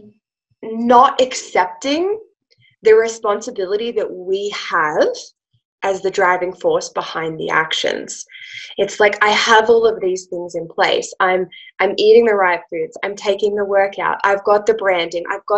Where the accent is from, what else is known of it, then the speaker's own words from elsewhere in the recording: Australia; accent: Australian; also born or lived in Italian Alps; now in Italy; I'm an Australian. Obviously, you can probably tell by my accent. I'm an Aussie. We live in the Italian Alps